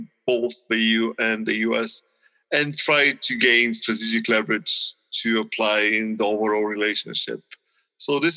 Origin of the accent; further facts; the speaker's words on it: Bulgaria; I come from Bulgaria